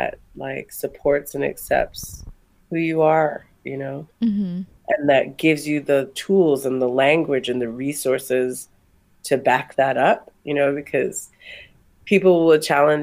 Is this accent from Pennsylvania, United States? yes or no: no; Kauai, Hawaii, United States; moved away; I'm from a very small island in the Pacific called Kauai.